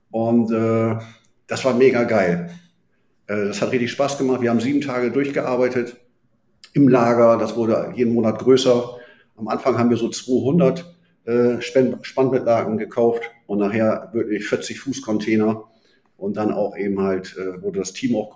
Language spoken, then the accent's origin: German; Bremen, Germany; born there; Und äh, gebürtiger Bremer.